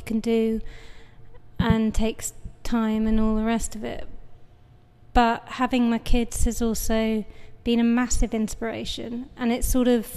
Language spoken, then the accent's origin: English; United Kingdom; I'm a British artist.